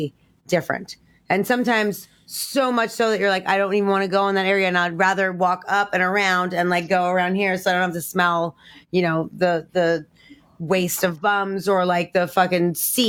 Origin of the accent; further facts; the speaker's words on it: New York City, New York, United States; I grew up in New York. I grew up in Queens, not Manhattan, but I went to college in Manhattan